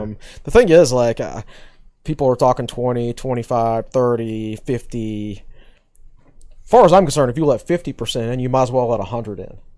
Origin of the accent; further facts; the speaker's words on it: Danville, Virginia, United States; moved away; I'm from Danville, Virginia originally